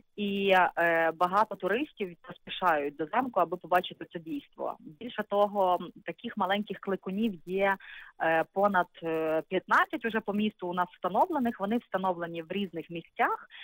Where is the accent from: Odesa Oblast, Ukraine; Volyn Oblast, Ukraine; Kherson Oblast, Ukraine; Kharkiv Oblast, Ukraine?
Volyn Oblast, Ukraine; Lutsk; Так, звичайно, я народилася в Луцьку. Більше того, моя родина по маминій лінії вони е, всі тут і проживали.